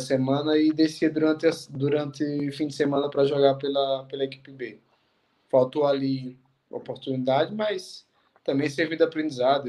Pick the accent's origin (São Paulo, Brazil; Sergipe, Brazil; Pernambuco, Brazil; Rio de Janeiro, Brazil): Sergipe, Brazil; Lagarto; moved away as an adult; Sou do lagarto. Sou do Sergipe. Lagarto, Sergipe Lagarto